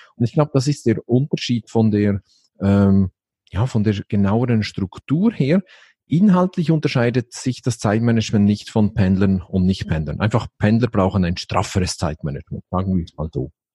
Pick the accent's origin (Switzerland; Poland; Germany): Switzerland; Basel, Basel-Stadt; bin ich aus der Schweiz, genau genommen aus Basel